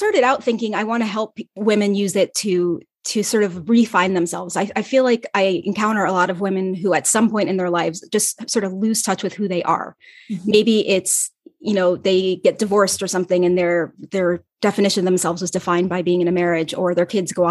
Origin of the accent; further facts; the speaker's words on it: Ohio, United States; moved away as an adult; also born or lived in Los Angeles; my hometown in Ohio